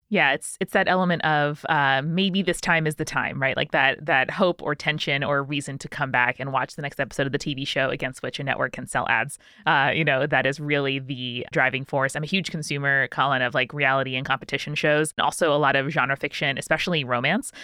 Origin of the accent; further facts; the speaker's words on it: Long Island, New York, United States; Julia and I grew up outside New York City in a, a very sleepy Long Island suburb